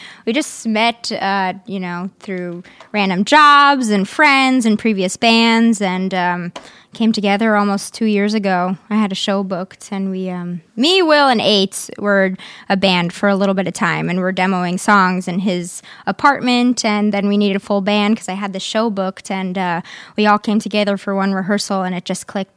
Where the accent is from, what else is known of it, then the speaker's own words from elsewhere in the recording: New York City, New York, United States; I'm from Queens.